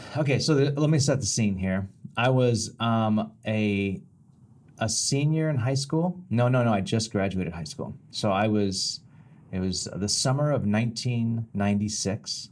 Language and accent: English; Bakersfield, California, United States; a long time in Bakersfield, my hometown